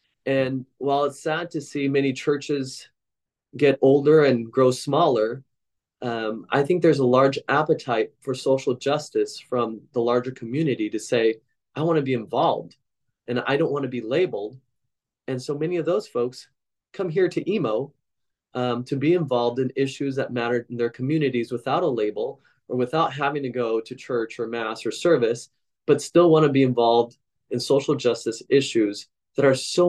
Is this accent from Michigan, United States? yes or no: no; Portland, Oregon, United States; when my hometown, which I consider this hometown of Portland, Oregon, was in the news